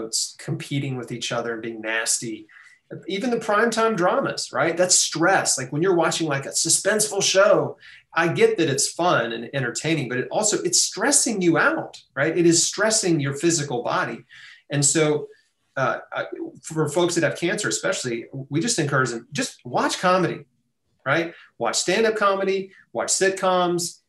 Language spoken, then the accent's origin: English; United States; As an American